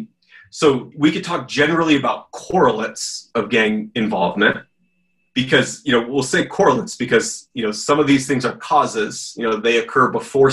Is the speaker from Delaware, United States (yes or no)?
no; California, United States; growing up in California